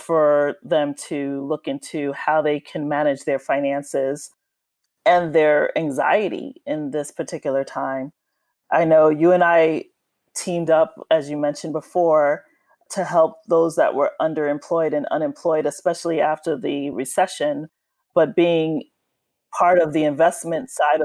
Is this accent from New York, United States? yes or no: yes; New York City, New York, United States; I'm a native New Yorker. I was born and raised in Brooklyn, New York